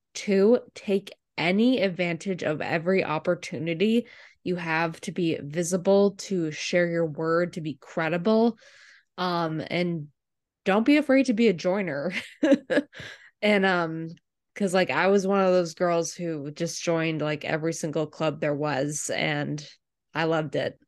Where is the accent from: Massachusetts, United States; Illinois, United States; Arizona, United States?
Massachusetts, United States; Medfield; I grew up in the m, really mean, ugly town of Medfield, Massachusetts